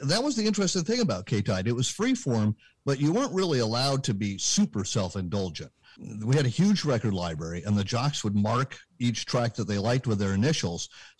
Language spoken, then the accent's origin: English; Berkeley, California, United States; Now, I was born and raised in Berkeley, California, which, as I like to say, ill-prepared me for reality.